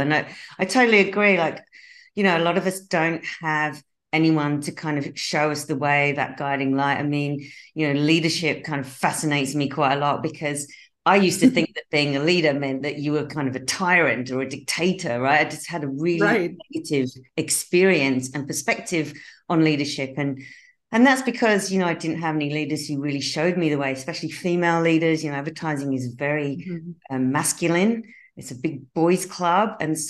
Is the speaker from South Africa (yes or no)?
no; United Kingdom; accent: mix of Australian and British; moved away as an adult; now in Australia; So I'm a Brit who relocated to Australia 22 years ago, which is why you might detect a slightly strange accent where I go in between kind of Australian and English, British accent.